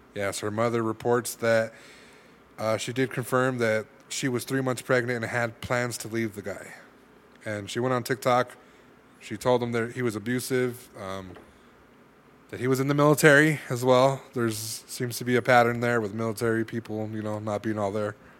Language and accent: English; California, United States; I'm from California